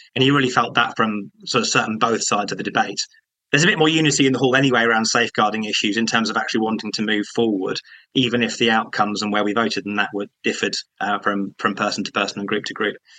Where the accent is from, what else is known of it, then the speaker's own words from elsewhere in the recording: Croydon, London, United Kingdom; I'm from Croydon